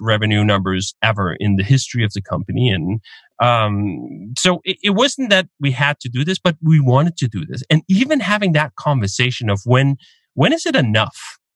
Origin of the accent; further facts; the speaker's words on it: Denmark; moved away as an adult; I'm Danish. I grew up in Denmark. I lived there until I was 25.